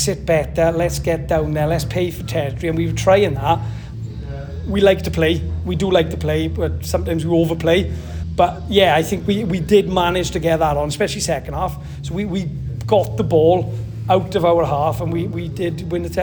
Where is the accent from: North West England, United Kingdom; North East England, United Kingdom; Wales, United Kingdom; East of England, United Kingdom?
Wales, United Kingdom; Maesteg; I'm from Maesteg, so I was involved in Maesteg district.